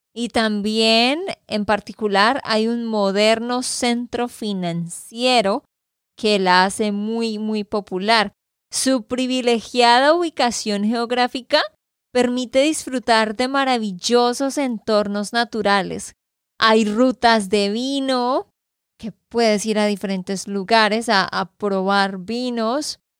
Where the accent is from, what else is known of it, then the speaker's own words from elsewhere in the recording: Santander, Colombia; de Santander, Colombia